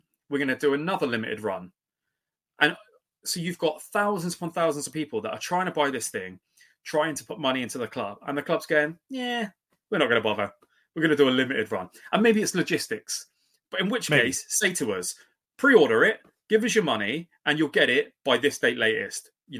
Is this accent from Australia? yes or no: no; Canada; Yeah. I'm so Canadian.